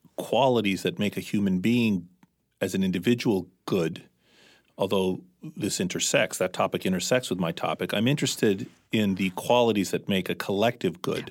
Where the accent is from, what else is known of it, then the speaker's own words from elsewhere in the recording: Washington, District of Columbia, United States; moved away as an adult; also born or lived in Mediterranean / Athens, Greece; now in New England, United States; We were by then growing up in Washington, D C